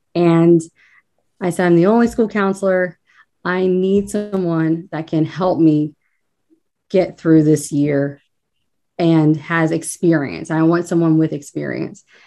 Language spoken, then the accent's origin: English; northern Kentucky, United States; moved away as an adult; now in Cincinnati, United States; I'm actually from northern Kentucky, born and raised, but the river is only the divide